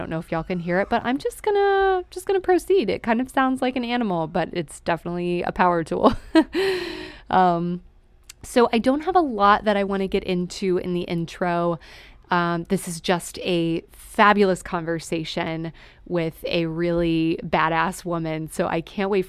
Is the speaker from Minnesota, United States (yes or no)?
no; Texas, United States; I'm from Texas too